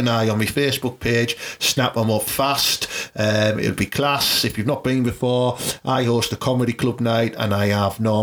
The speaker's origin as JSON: {"language": "English", "area": "Teesside", "region": "North East England", "country": "United Kingdom", "tie": "born or raised there", "said": "growing up in Teesside in like the 80s and 90s"}